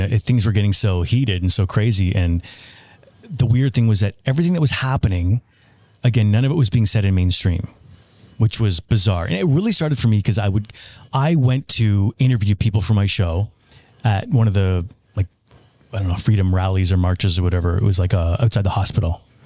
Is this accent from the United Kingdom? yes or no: no; Toronto, Ontario, Canada; moved away; where I grew up in Toronto